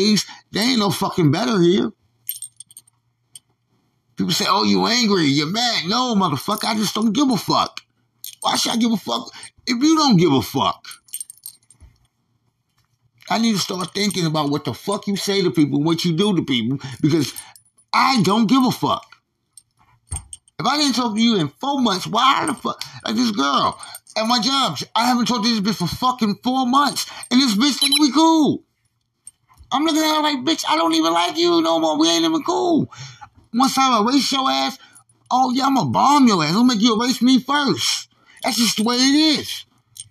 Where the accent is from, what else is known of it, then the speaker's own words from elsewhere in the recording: New York, United States; moved away; I'm from New York.